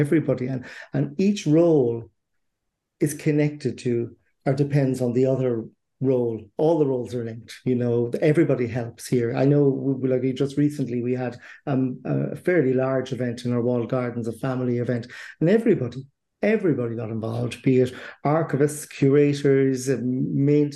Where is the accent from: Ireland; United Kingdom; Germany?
Ireland; Cork, Munster; also born or lived in Dublin / County Leitrim; now in Strokestown, Ireland; I'm originally from Cork, which is down south here in Ireland, and I've ended up here in County Roscommon